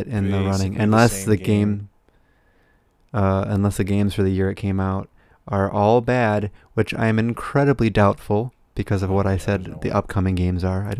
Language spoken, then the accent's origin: English; United States; we're American